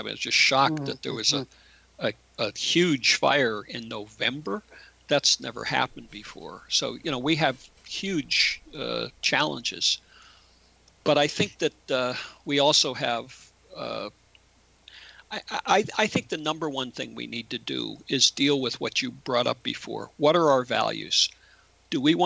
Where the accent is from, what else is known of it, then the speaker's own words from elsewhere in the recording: United States; as an American